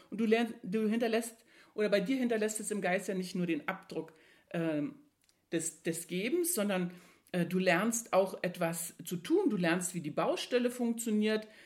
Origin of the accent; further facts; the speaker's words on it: East Germany, Germany; Als ich jung war, ein Kind war, dann bin ich in der DDR groß geworden.